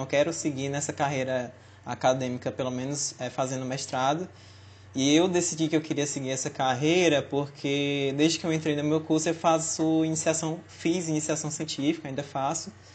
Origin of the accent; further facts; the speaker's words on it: Fortaleza, Ceará, Brazil; moved away as an adult; now in Natal, Brazil; eu sou de Fortaleza, e acabei vindo morar em Natal